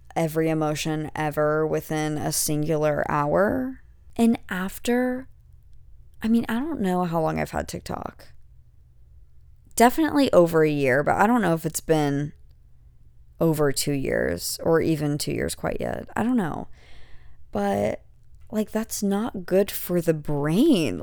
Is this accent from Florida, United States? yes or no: no; an hour from Galveston, Texas, United States; moved away; we were, like, an hour from, like, Galveston